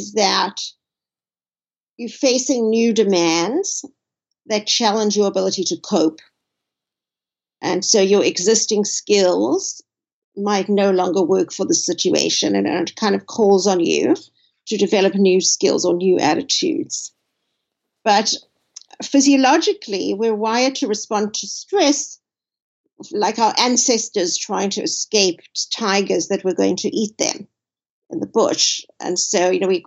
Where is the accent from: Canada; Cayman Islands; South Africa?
South Africa; moved away as an adult; now in United States; I grew up in South Africa under the last years of apartheid